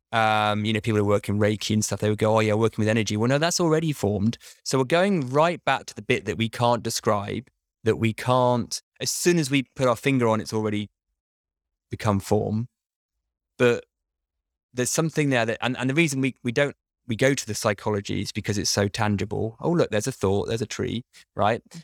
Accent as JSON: {"language": "English", "country": "United Kingdom", "said": "I'm British"}